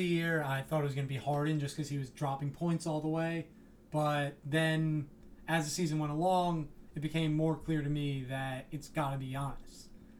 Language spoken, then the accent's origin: English; New York, United States; The rest of the team's New York because I'm from New York.